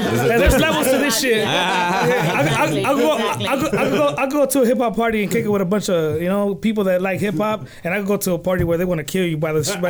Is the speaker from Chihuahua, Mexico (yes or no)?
no; Guanajuato, Mexico; moved away; I'm from Guanajuato. I was born in Guanajuato.